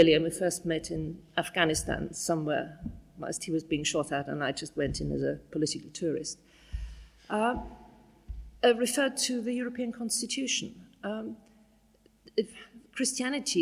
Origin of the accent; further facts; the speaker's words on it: Bavaria, Germany; now in United Kingdom; I'm a Bavarian farmer's daughter